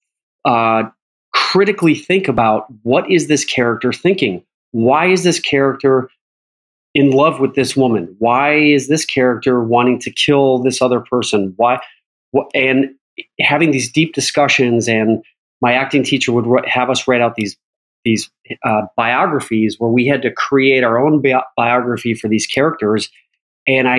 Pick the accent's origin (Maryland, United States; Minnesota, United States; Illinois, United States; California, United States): Illinois, United States; Chicago; moved away; when I was growing up in Chicago